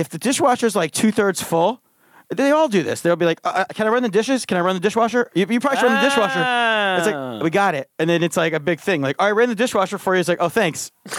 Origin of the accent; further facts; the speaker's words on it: Allentown, Pennsylvania, United States; moved away; I'm from Allentown